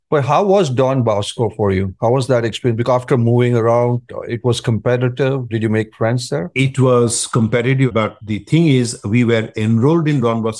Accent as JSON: {"language": "English", "region": "Khartoum", "country": "Sudan", "tie": "born there", "said": "So, I was born in Khartoum, Sudan. I'm obviously of Indian origin"}